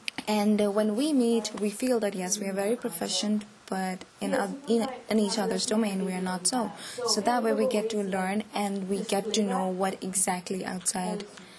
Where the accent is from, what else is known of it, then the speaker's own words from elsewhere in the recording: Lowell, Massachusetts, United States; Ravina is from Boston, I am from Lowell, and Isabel is from Amherst.